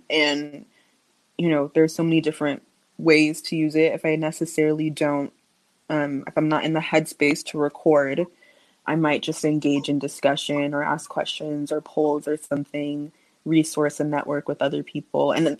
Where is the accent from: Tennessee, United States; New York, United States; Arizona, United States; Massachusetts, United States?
Arizona, United States; Phoenix; also born or lived in Santa Monica; I was born in Santa Monica, California. {S0} Okay. {S1} Then I moved to Phoenix when I was younger.